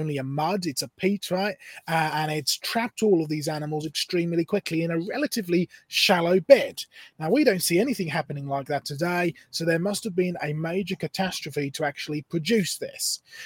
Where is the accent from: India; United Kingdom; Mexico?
United Kingdom; Norfolk coast, East of England; I grew up on the Norfolk coast in England